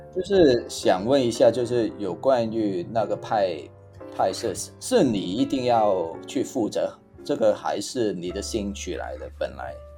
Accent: Hong Kong; now in Taiwan; 因为我是从香港来的嘛

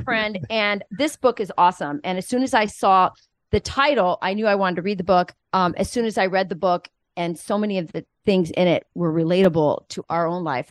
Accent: Arizona, United States; I'm from Arizona

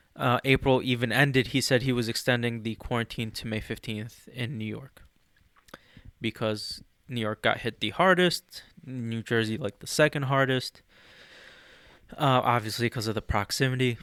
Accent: Egypt; moved away; I'm from Egypt.

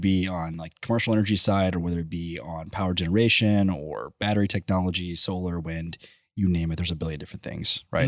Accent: College Station, Texas, United States; I grew up in College Station

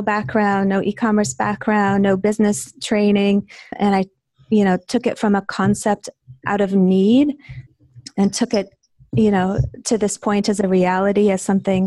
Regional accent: Grand Island, Nebraska, United States; now in San Clemente, United States; Very small town in Nebraska called Grand Island.

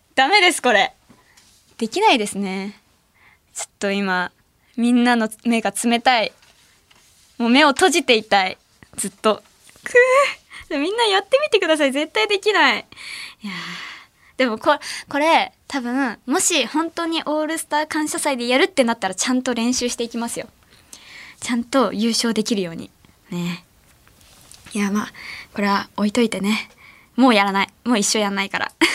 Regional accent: Ehime, Japan; now in Tokyo, Japan; 地元の愛媛にいた時

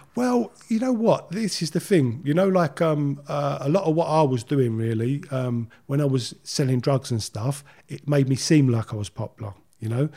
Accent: London, United Kingdom; moved away as an adult; I grew up in Leytonstone. Uh, uh, I was there till I was about twenty

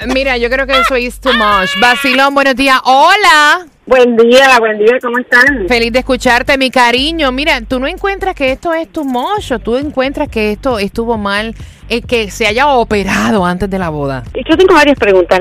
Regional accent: Uruguay; moved away; yo soy uruguaya, me casé hace dos años y no pude traer a toda la familia

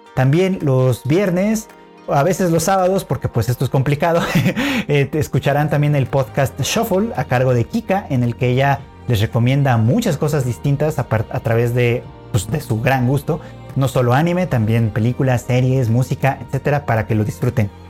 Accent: Mexico; nosotros como occidentales, como extranjeros, como mexicanos, latinoamericanos

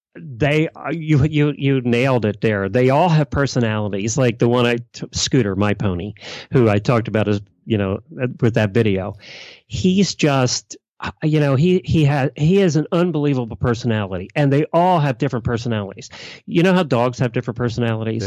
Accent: Lancaster County, Pennsylvania, United States; growing up in Leicester County

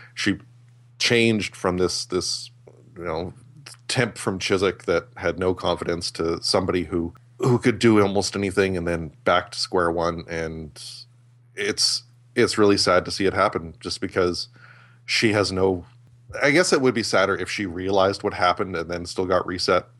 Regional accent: Canada; I'm Canadian

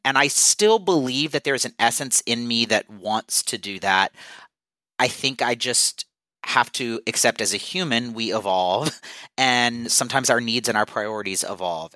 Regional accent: South Louisiana, United States; also born or lived in New York; now in Los Angeles, United States; I am originally from South Louisiana.

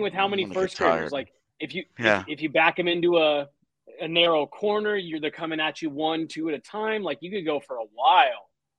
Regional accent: Highlands Ranch, Colorado, United States; I'm also from Highlands Ranch. It's a small little suburb.

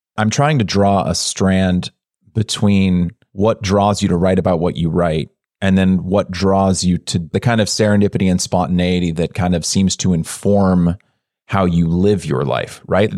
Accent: California, United States; I grew up in a suburb in California

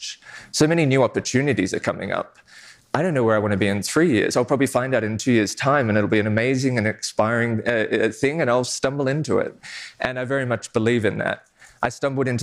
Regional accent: Australia; I'm Australian

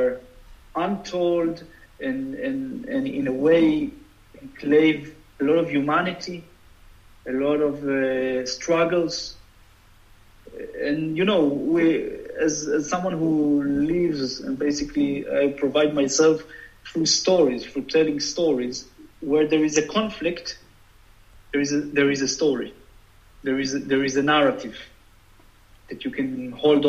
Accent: Jerusalem, Jerusalem District, Israel; I grew up in Jerusalem where, you know, buses were bombing and there was the second Intifada

